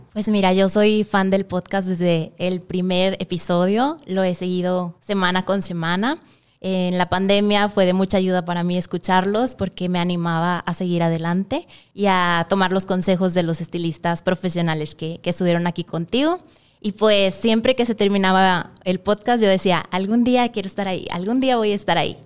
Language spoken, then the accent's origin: Spanish; Monterrey, Nuevo León, Mexico; yo soy de Monterrey